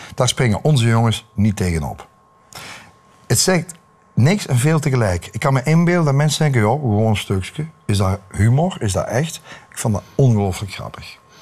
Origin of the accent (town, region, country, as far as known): Belgium